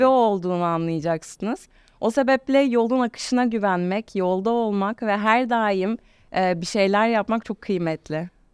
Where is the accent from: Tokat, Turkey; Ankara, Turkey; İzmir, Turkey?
İzmir, Turkey; İzmirliyim, Ege'de doğdum.